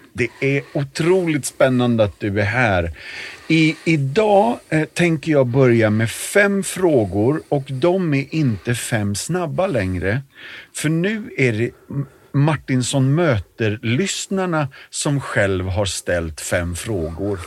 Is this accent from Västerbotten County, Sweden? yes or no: no; Järfälla, Stockholm County, Sweden; det är där jag växte upp också